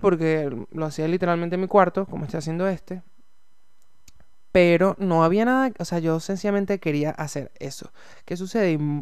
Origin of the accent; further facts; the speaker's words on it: Venezuela; now in Santiago, Chile; yo soy venezolano eh, y estoy viviendo en Santiago de Chile